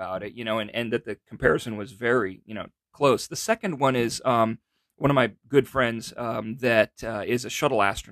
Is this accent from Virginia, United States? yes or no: no; Downey, California, United States; I grew up in Downey, California